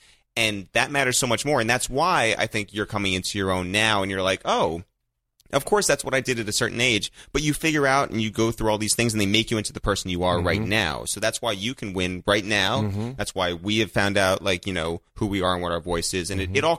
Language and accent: English; Westchester, New York, United States; we're from Westchester, just north of New York City.